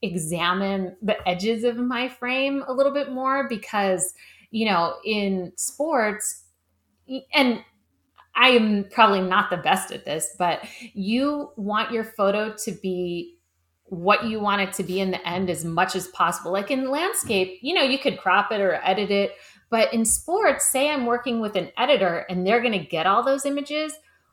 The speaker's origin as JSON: {"language": "English", "town": "Cleveland", "region": "Ohio", "country": "United States", "tie": "born or raised there", "moved": "as an adult", "lives_now": "Los Angeles, United States", "said": "No, I grew up in Cleveland, Ohio. Oh, right, Ohio. Cleveland. Mm-hmm. And then right after high school, I moved to LA."}